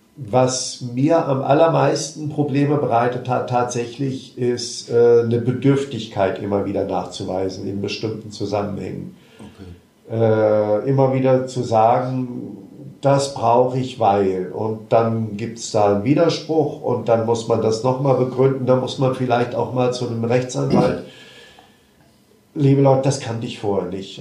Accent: Marburg, Hesse, Germany; ich komme aus Marburg, bin dort auch geboren

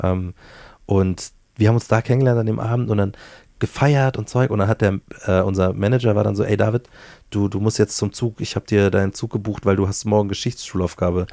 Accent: Bavaria, Germany; accent: Bavarian; also born or lived in Hamburg; now in Munich, Germany; Ich habe den Dialekt ja von meiner Mutter. So, meine Mom ist äh, ähm, die, die das Bayerische in mich installiert hat

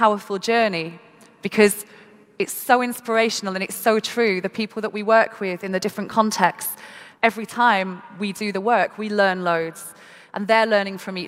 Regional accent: Manchester, North West England, United Kingdom; I'm from Manchester in the UK and had the opportunity to go to school and be educated.

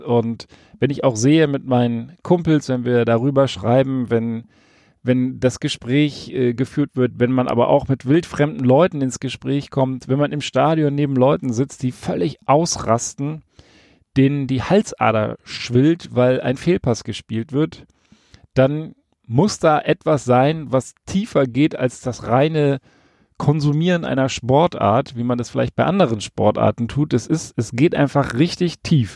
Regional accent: Hesse, Germany; also born or lived in Berlin; now in Rhineland, Germany; Als ich mit circa vier Jahren von Berlin nach Hessen gezogen wurde mit meinen Eltern, kam ich in ein kleines Kaff

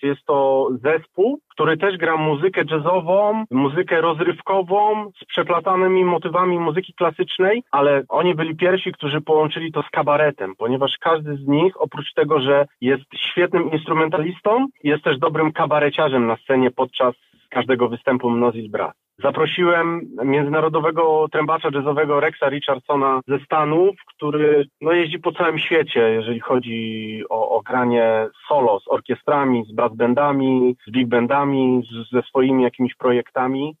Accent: Opole, Opole Voivodeship, Poland; razem dorastaliśmy w Opolu w szkole muzycznej

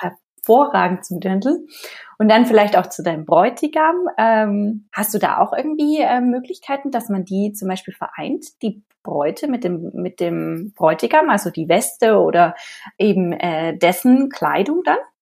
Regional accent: Ansbach area, Bavaria, Germany; aus meiner Heimatregion

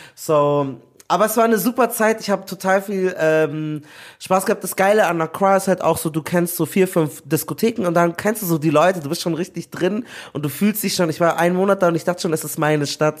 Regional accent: Nigeria; ich bin auch Nigerianer

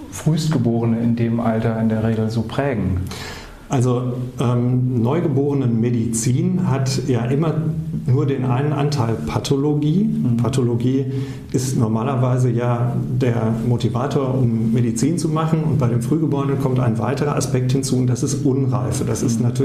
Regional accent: North Rhine-Westphalia, Germany; Das erlebt man, ähm, wenn man aus dem Ruhrpott kommt, erst im Rheinland. Ja. Also da wird man als Westfale identifiziert

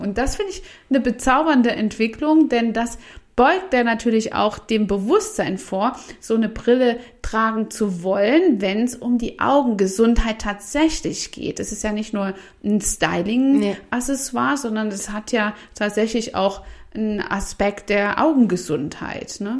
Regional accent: Saxony, Germany; in den ähm, Regionen, wo ich aufgewachsen bin, in Sachsen

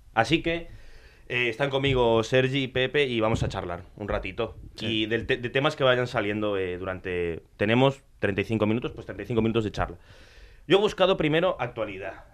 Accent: Argentina; yo soy argentino. Yo tengo ascendencia italiana

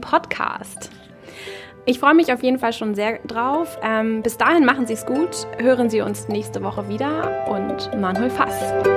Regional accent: Marne, Schleswig-Holstein, Germany; Ich bin in Mahne geboren und aufgewachsen

